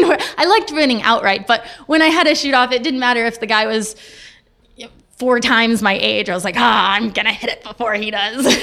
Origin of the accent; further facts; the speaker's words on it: Dallas, Texas, United States; moved away; also born or lived in Italy; I grew up in Dallas